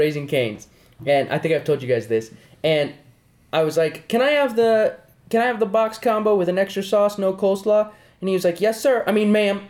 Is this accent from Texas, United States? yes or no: no; New Mexico, United States; New Mexico's where I'm from. It's just the truth.